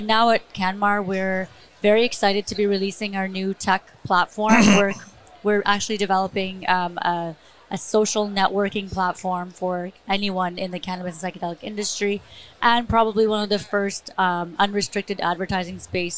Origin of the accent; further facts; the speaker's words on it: Vancouver, British Columbia, Canada; Oh, Vancouver, BC.